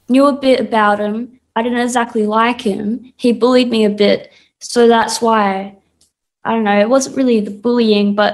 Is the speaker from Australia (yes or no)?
yes; Perth, Western Australia, Australia; also born or lived in Sydney; I was born in Sydney, but I was mainly raised in Perth